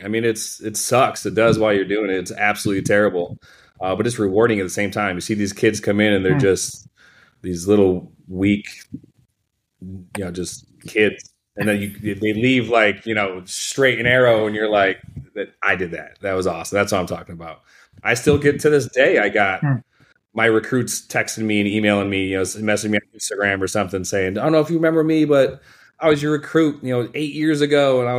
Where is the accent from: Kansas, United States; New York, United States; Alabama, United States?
New York, United States; Rochester; All right. From Rochester, New York. My accent is gone because haven't been back in 20 years.